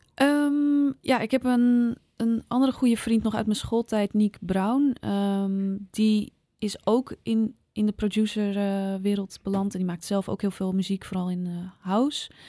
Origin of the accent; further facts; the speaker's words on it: Zaanstreek, North Holland, Netherlands; also born or lived in Amsterdam Noord; now in Amsterdam, Netherlands; ik kwam zelf uit de Zaanstreek